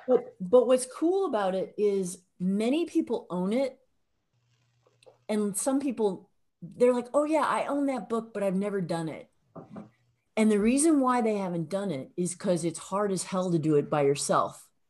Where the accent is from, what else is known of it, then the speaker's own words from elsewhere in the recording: Illinois, United States; accent: midwestern; I'm also from Illinois